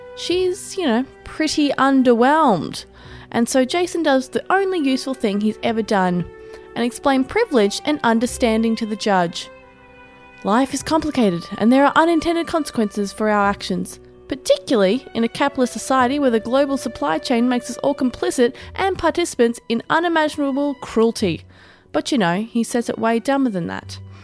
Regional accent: Australia; someone who is an Australian

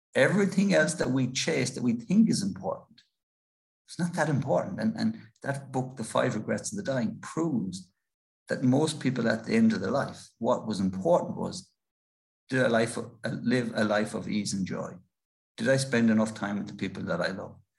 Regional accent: Ireland; an Irish author

